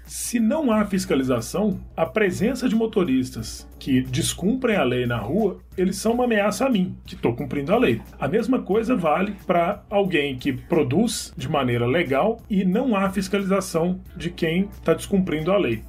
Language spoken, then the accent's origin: Portuguese; Southeast, Brazil; eu que sou do Sudeste